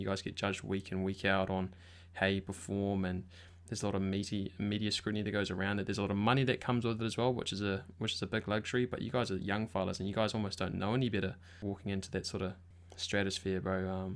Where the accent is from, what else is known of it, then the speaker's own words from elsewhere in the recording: Wellington, New Zealand; I'm a Wellington boy